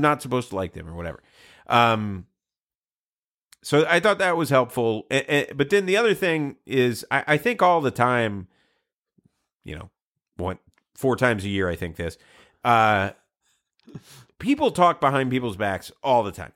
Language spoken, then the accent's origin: English; Georgia, United States; I grew up in Georgia